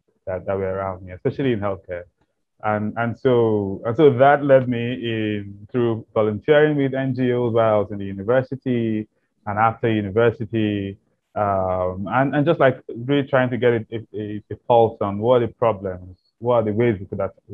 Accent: Nigeria; growing up in Nigeria

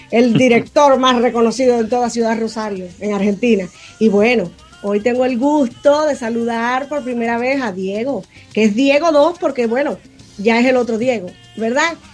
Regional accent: Cuba; now in Florida, United States; soy nacida y criada en Cuba, pero bueno, vivo en Estados Unidos, en la Florida

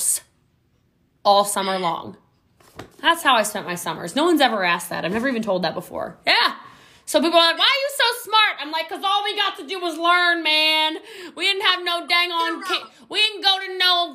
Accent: Hawaii, United States; I'm Hawaiian. You know, we had a family home on Front Street in Lahaina

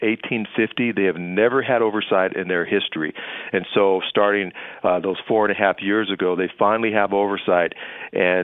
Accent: Los Angeles, California, United States; I grew up in Los Angeles

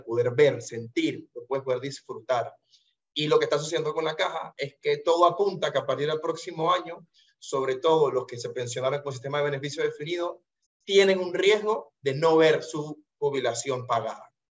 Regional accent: Panama; como panameño de a pie

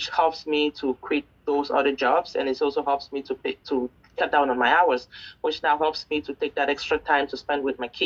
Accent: Cameroon; now in Canada; I am currently based in Canada, but I'm originally from Cameroon.

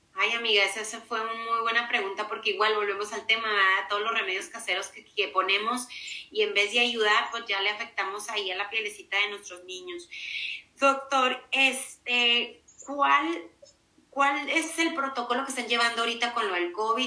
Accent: Mexico; así somos los mexicanos

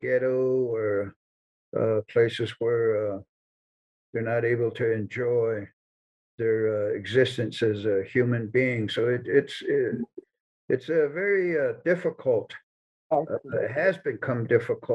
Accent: United States; moved away; also born or lived in Fort Collins, Colorado / Denver, Colorado; I left the Navajo Reservation to go to school

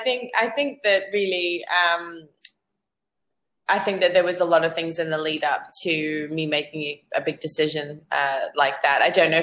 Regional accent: Zambia; accent: Australian; moved away; also born or lived in Australia; I'm actually from Africa. I'm from Zambia originally, but I've lived in Australia for the last 8 years before I came here, which is why I have an Aussie accent.

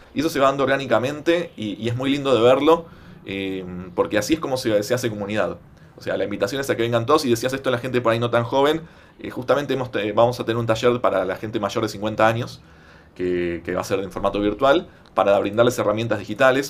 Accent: Buenos Aires, Argentina; en la ciudad de Buenos Aires, ¿no? que es de donde soy yo

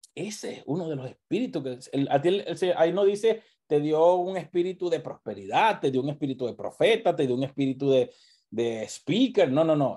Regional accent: Venezuela; moved away

